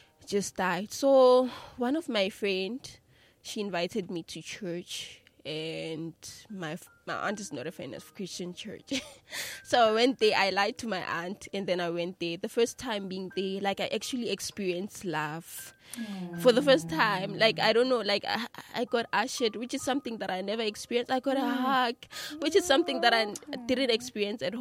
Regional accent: Mpumalanga, South Africa; I grew up in Matulu

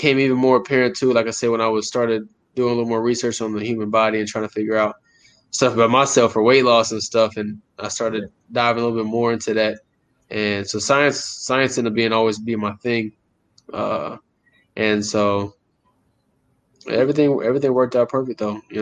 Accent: Fort Hood, Texas, United States; I grew up in Texas my entire life

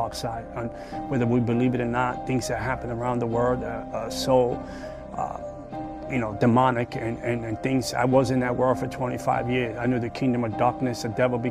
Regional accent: New York City, New York, United States; I was born in the South Bronx

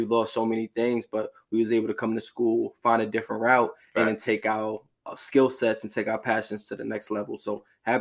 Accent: New York City, New York, United States; born and raised in Brooklyn, New York, community called Canarsie

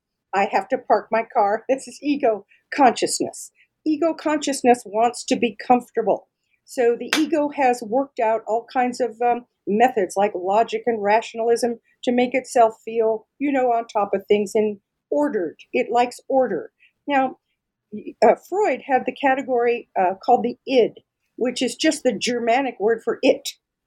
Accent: Denver, Colorado, United States; I'm from Denver, Colorado, and I'm really, really lucky that I was able to find a position right here in my own hometown.

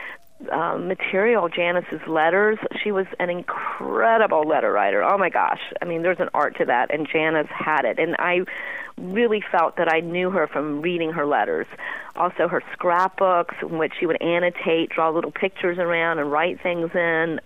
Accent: Asheboro, North Carolina, United States; moved away; It's a town called Asheboro

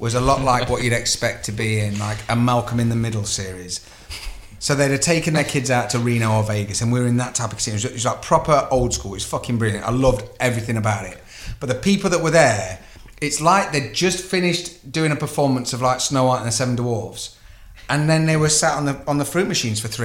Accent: United Kingdom; we're British, so we're very polite

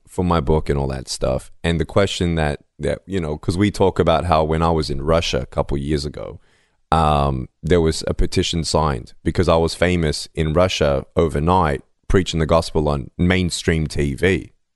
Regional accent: Melbourne, Victoria, Australia; I was born in Melbourne, Australia, without limbs

